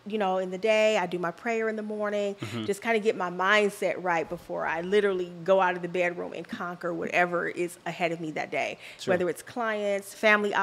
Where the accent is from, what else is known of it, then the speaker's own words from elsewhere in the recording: Los Angeles, California, United States; moved away as an adult; now in Dallas, United States; I was born and raised in Los Angeles, so that's all I knew